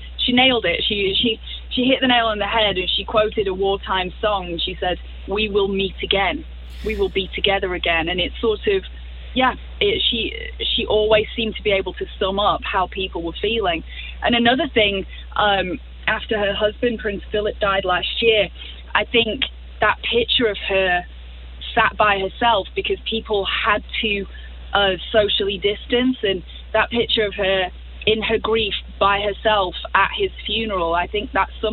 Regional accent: Blackpool, North West England, United Kingdom; now in Tulsa, United States; I grew up in a place called Blackpool. It's the northwest of England.

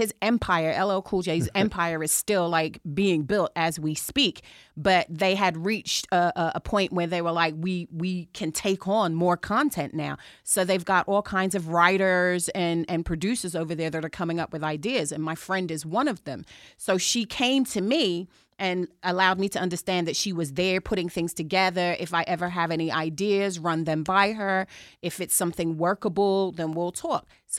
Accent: Chelsea, London, United Kingdom; some things you can take the girl out of England, some things you can't. And I'm from Chelsea.

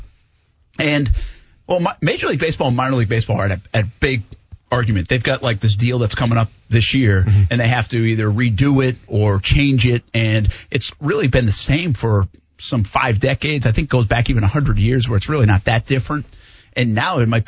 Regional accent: Pawtucket, Rhode Island, United States; moved away; I grew up around the Pawtucket Red Sox. It was a big thing back home

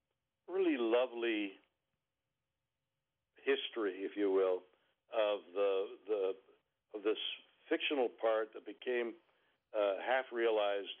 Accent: Canada; I'm Canadian

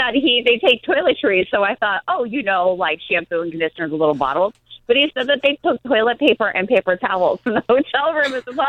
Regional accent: Florida, United States; because I grew up in Florida

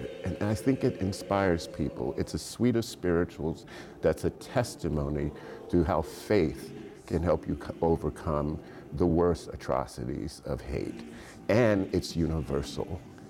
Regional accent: Miami, Florida, United States; But it was a work that I saw when I was growing up in Miami in Liberty City, and we were bused to a student performance

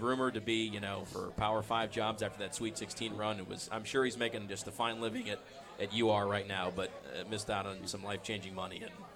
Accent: Akron, Ohio, United States; growing up in the Akron area

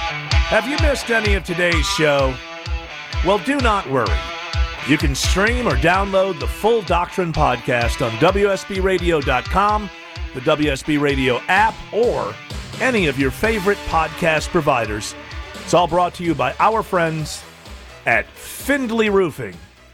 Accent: England, United Kingdom; Well, you know, growing up in England, baseball is just not one of those things.

